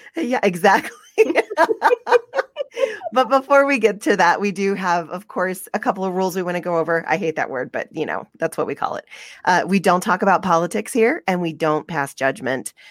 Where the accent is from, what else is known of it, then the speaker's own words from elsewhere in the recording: the South, United States; now in Utah, United States; I'm from the South